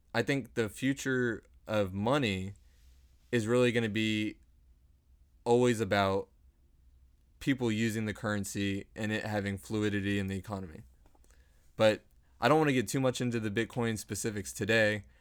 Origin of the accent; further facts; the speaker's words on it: Dallas, Texas, United States; we are both from Dallas, born and raised